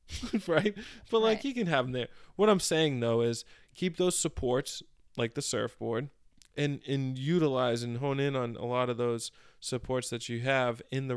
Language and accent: English; Methuen, Massachusetts, United States; I grew up in Methuen, Mass. And it's further away from the beach.